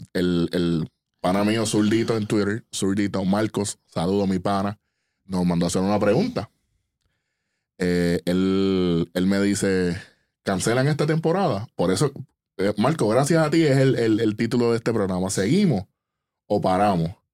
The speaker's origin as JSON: {"language": "Spanish", "country": "Puerto Rico", "said": "nosotros como, como puertorriqueños, como, como latinos"}